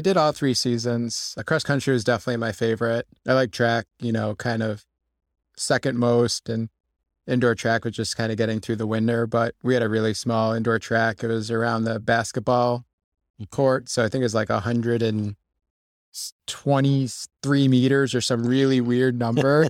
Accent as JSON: {"language": "English", "region": "Connecticut", "country": "United States", "tie": "born or raised there", "moved": "as an adult", "lives_now": "Rochester, United States", "said": "I grew up in Connecticut and lived there my, uh, whole life"}